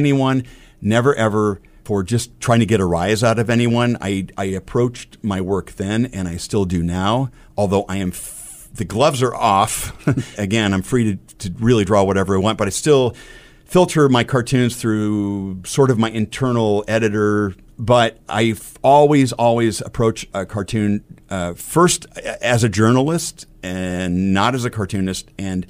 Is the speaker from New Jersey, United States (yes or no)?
no; Omaha, Nebraska, United States; drawing cartoons in a little homemade newspaper growing up in South Omaha, to drawing cartoons for the Omaha South High paper